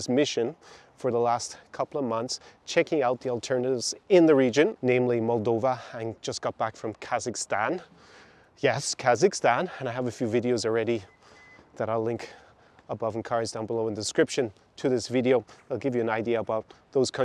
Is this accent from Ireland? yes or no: yes; Galway, Connacht, Ireland; now in Ukraine; my hometown of Galway in Ireland